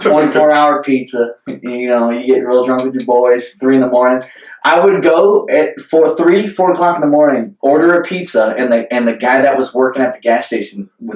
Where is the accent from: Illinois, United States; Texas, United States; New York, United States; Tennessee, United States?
Illinois, United States; Southern; moved away as an adult; now in Kuopio, Finland; I'm from Southern Illinois. I moved here March 4th. I've been here. Joey was actually the first American guy I met here in Kuopio.